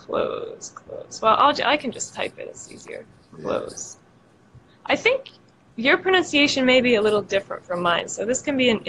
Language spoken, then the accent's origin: English; Brazil; English is a second language; I'm from Brazil.